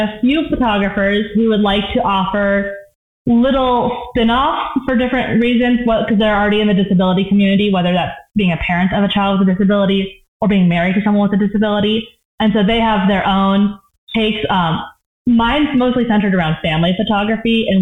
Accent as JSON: {"language": "English", "region": "Pacific Northwest", "country": "United States", "moved": "yes", "lives_now": "Colorado, United States", "said": "I'm from the Pacific Northwest"}